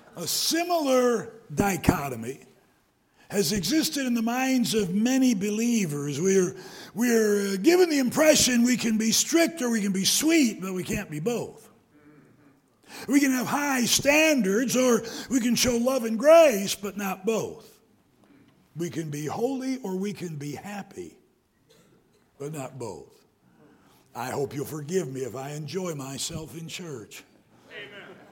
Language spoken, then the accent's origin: English; Detroit, Michigan, United States; moved away; also born or lived in Greenville, South Carolina; I was born in Greenville, South Carolina, but when I was young, my dad took the Detroit Rescue Mission, and I spent a lot of about 10 years of my lifetime. I was maybe in first grade till I actually went off to high school in the Detroit area